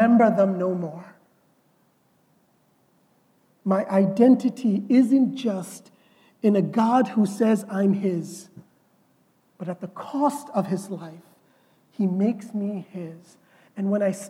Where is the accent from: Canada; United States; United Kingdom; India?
India; I am Indian